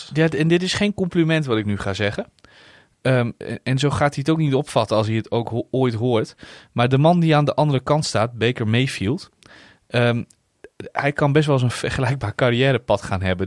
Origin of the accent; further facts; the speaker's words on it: Netherlands; als Nederlander